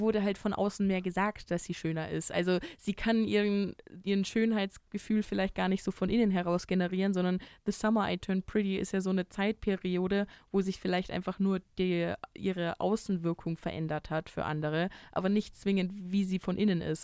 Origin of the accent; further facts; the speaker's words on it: near Freising, Bavaria, Germany; nah in meiner Heimat liegt